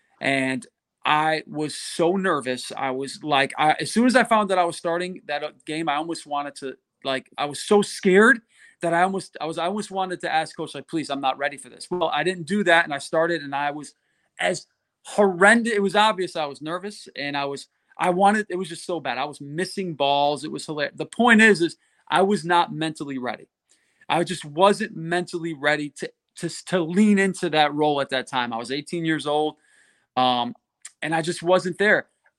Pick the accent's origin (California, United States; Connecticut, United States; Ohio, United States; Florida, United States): Connecticut, United States; I grew up in Connecticut in the Northeast playing baseball.